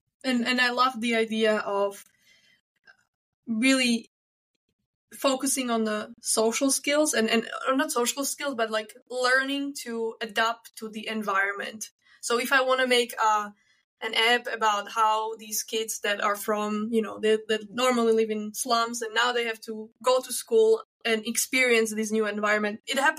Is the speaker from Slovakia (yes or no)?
yes; Slovakia; moved away as an adult; also born or lived in Vienna, Austria; I remember I studied in Vienna. I'm from Slovakia.